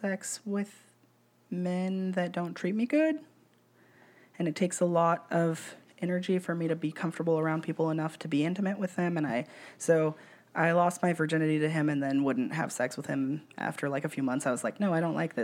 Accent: Kern County, California, United States; also born or lived in Sonoma County, California; my mom got really religious when we moved back to Kern County from Sonoma County

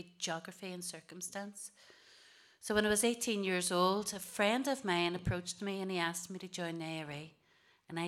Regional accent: Derry, Northern Ireland, United Kingdom; also born or lived in Wales; We came back to Derry. We grew up in the Bogside.

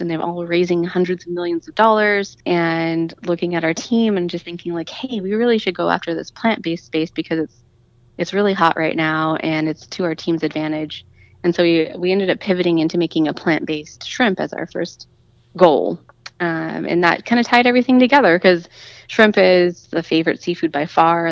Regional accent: Las Vegas, Nevada, United States; I grew up in Vegas and I was still living in Vegas

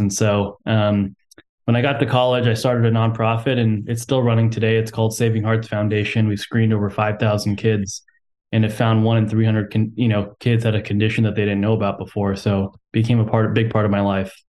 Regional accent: Houston, Texas, United States; I'm from Texas, and I was born and raised in Houston

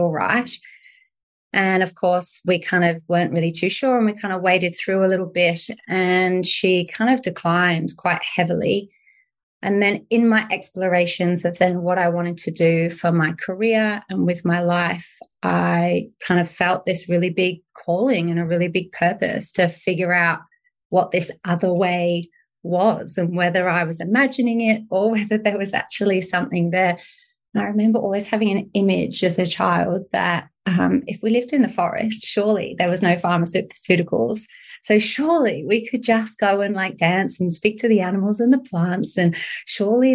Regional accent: United Kingdom; I'm from the UK

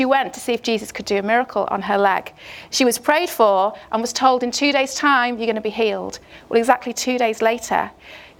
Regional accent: Chester, North West England, United Kingdom; I'm from Chester in the northwest of England

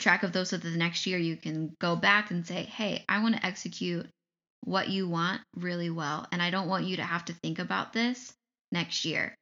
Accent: Ohio, United States; now in Michigan, United States; I grew up in Ohio. I live in Michigan.

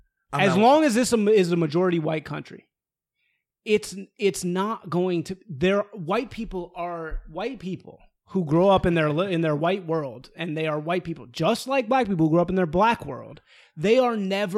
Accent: Evanston, Illinois, United States; in the school that I grew up in Evanston, Illinois, the most liberal place on planet Earth

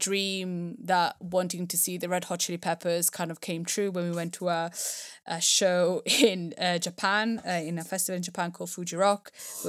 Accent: Italy; I think I grew up in Italy. They are really amazingly regarded.

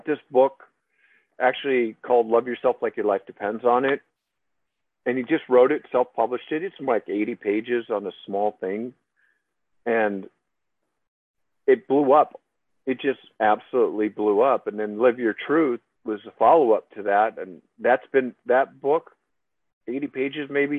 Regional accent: by Fort Dodge, Iowa, United States; I grew up in Iowa, small town, about 400 people

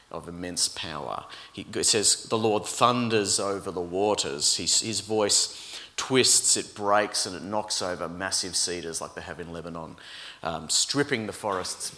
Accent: Brisbane, Queensland, Australia; moved away as an adult; now in Melbourne, Australia; growing up in Brisbane

